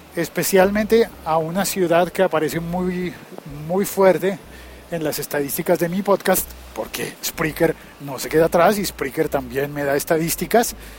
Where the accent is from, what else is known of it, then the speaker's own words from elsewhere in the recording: Bogotá, Colombia; cómo es la vida en mi país, en mi ciudad